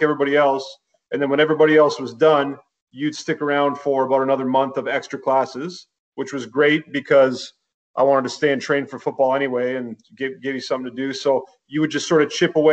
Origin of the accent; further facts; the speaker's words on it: Kitchener, Ontario, Canada; moved away as an adult; also born or lived in Montreal; now in Toronto, Canada; I'm from Kitchener originally. Kitchener, Waterloo.